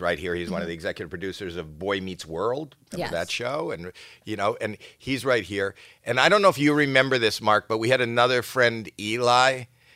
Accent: Canada; I'm Canadian

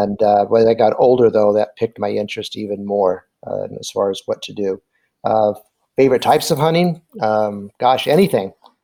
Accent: Anaheim, California, United States; now in Nebraska, United States; we're both from Southern California. I'm from Anaheim, and I've been basically hunting, fishing my whole life. My father was from Nebraska

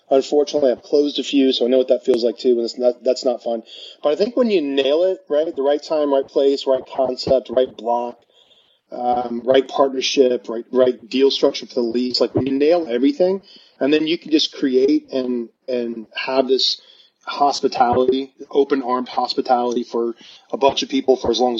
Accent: the South, United States; because I grew up in the South, so fried chicken, you know

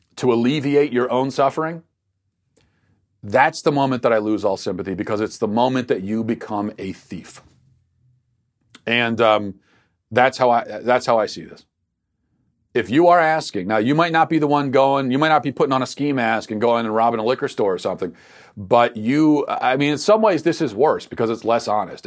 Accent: Baltimore, Maryland, United States; accent: Baltimore; my Baltimore accent

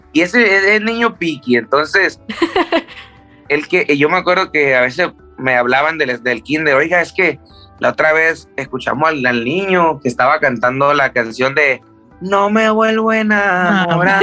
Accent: Tijuana, Baja California, Mexico; also born or lived in Culiacán, Sinaloa, Mexico; me siento de Tijuana porque me crié en Tijuana

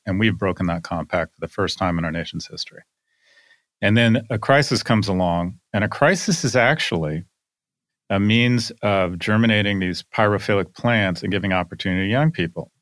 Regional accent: Scotland, United Kingdom; now in United States; I am Scottish

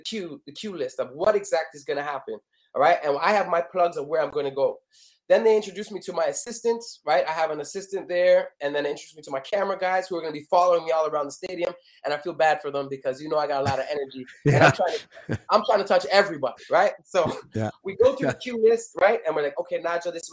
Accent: Canada; I'm from Canada.

